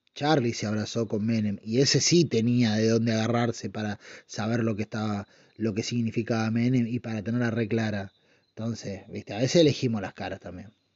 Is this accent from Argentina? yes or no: yes; Argentina; somos los argentinos